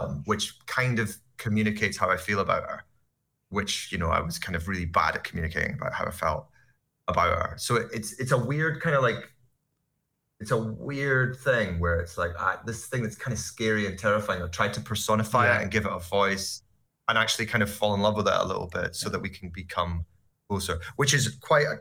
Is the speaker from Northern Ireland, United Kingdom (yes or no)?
no; Scotland, United Kingdom; I'm Scottish